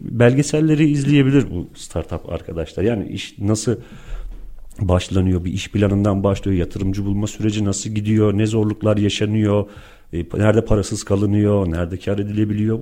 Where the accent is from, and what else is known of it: Turkey